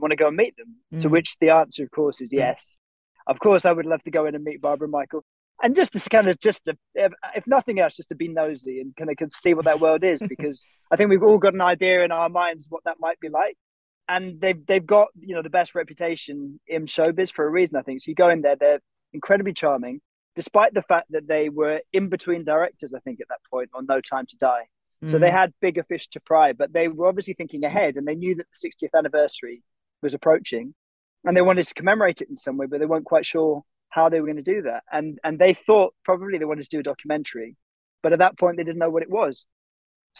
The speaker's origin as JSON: {"language": "English", "region": "England", "country": "United Kingdom", "tie": "born or raised there", "said": "from growing up in England"}